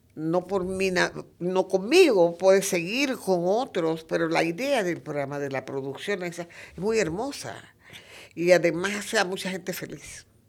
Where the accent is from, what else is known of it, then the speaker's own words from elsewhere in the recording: Macaracas, Los Santos, Panama; Yo soy de Macaracas